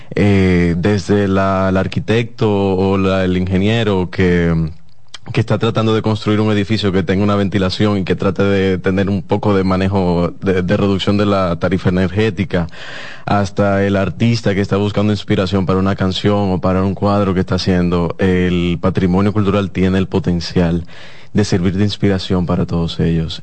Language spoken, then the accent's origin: Spanish; Dominican Republic; la, cultura dominicana es bastante fuerte.